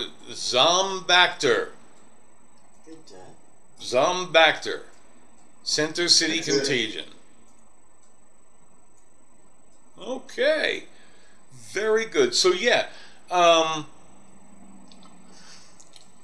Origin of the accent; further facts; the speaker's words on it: New York, United States; now in Colorado Springs, United States; I'm kind of a city snob. I come from New York. I'm in Colorado Springs now